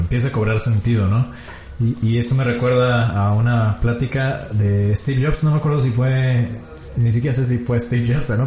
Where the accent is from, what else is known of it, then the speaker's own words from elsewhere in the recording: Mexico; como mexicano